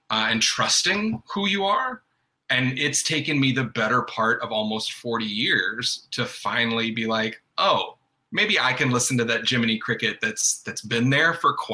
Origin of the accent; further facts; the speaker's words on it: North Carolina, United States; I mean, I was born and raised in North Carolina. Uh, even though you don't hear an accent, it comes out, uh, you know, uh, every now and then.